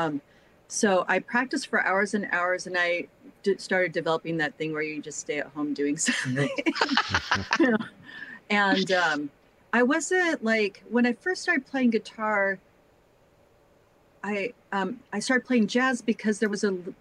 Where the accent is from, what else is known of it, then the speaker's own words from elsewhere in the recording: Midwest, United States; moved away; also born or lived in California / Seattle; I'm from the Midwest